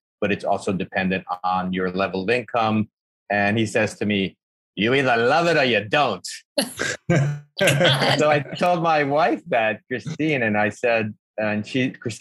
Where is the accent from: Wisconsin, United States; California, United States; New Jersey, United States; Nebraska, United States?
New Jersey, United States; Newark; moved away as an adult; also born or lived in Uruguay / Texas / Arizona / Michigan; now in New York, United States; Grew up in Newark